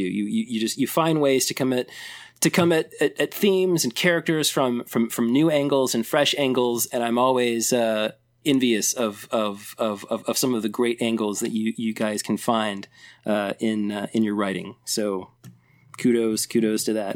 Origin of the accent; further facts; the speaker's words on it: Elizabeth, Indiana, United States; my hometown of Elizabeth, Indiana